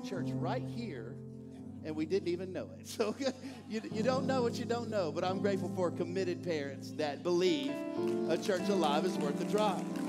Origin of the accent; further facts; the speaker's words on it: East Texas, United States; now in Bel Air, United States; I'm from East Texas